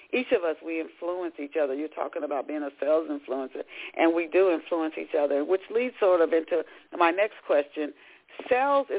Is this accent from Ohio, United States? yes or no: yes; Ohio, United States; I grew up in Ohio